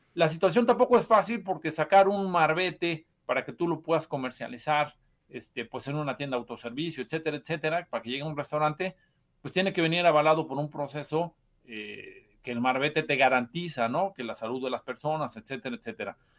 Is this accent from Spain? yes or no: no; Puebla, Mexico